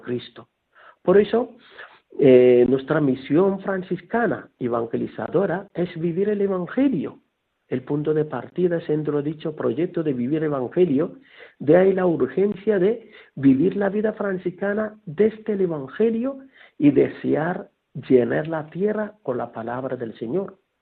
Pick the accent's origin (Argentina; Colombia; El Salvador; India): India; Kerala; now in Guadalupe, Spain; soy natural de la India